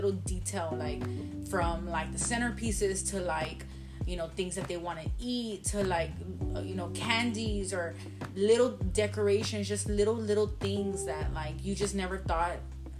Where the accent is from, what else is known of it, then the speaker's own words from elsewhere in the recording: Laredo, Texas, United States; now in San Antonio, United States; I am from Laredo, just like Josina.